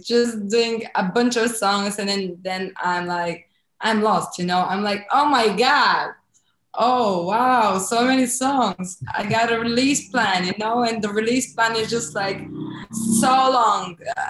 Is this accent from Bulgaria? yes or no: yes; Varna, Varna Province, Bulgaria; Well, I'm from Bulgaria.